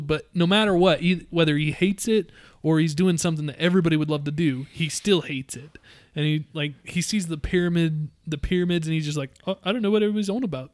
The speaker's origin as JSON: {"language": "English", "region": "Utah", "country": "United States", "said": "We're all from Utah"}